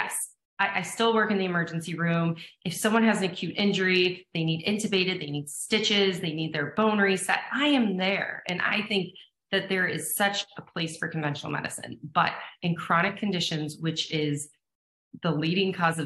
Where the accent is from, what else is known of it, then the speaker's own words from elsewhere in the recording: Erie, Pennsylvania, United States; I grew up in Erie, Pennsylvania